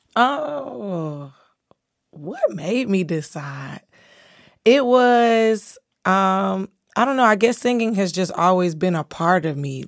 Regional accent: Fort Lauderdale, Florida, United States; Fort Lauderdale, I grew up in, like, the hood

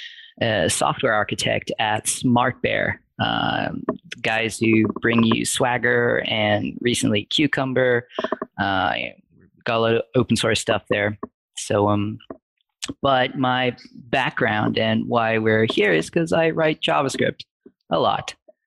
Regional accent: South Africa; accent: mid-Atlantic; Right. Yeah. It's my accent, I would say, is mid-Atlantic.

